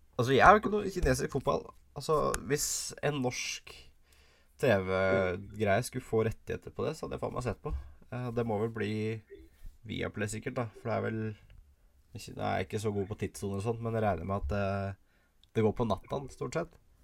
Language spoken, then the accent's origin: Norwegian; Norway; Som nordmann